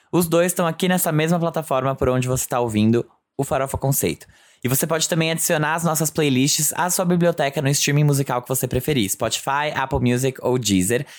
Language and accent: Portuguese; São Bernardo do Campo, São Paulo, Brazil; morei durante a minha infância em São Bernardo